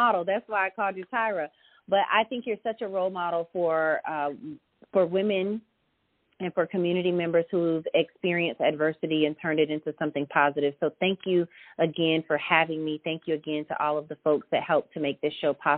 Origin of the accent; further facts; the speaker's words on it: Florida, United States; also born or lived in South Carolina; now in Richland County, South Carolina, United States; I'm originally from Florida. I didn't grow up here. I didn't go to high school here. I'm not a native of South Carolina